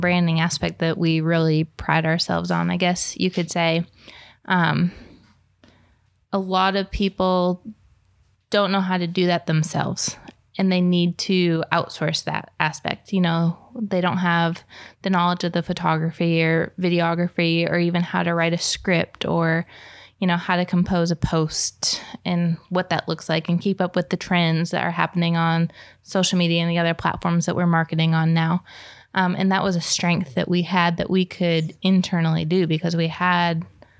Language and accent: English; New York, United States; I'm from New York. I talk fast.